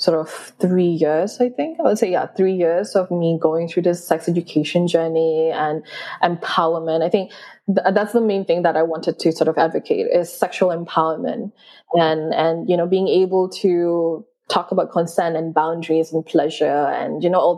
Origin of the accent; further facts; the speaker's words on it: Sabah, Malaysia; I grew up in Sabah, which is in East Malaysia